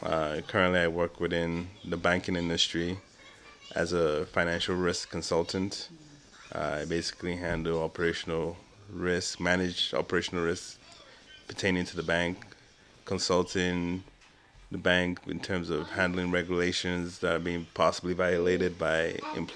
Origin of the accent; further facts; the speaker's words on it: Nigeria; moved away; myself growing up in Nigeria